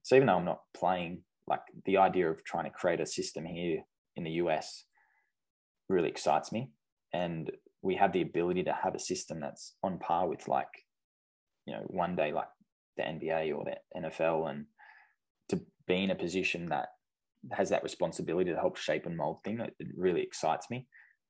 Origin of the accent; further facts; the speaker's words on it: Australia; just like what I grew up with in Australia.